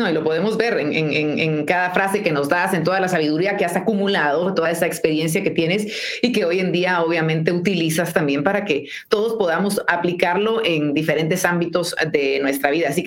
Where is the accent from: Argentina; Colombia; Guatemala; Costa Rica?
Guatemala; que está sucediendo más allá de estos límites que tenemos planteados nosotros los guatemaltecos.